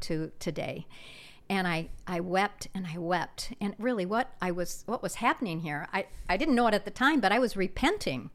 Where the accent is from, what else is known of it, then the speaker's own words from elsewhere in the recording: South Dakota, United States; moved away as an adult; I grew up in South Dakota in a small town, and, um, moved here right after graduating from high school